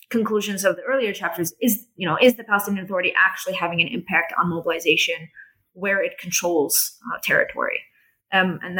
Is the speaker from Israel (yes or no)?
yes; Jerusalem, Jerusalem District, Israel; they had this assumption that you know I'm I'm you know I'm from Jerusalem I'm I'm I'm part of their society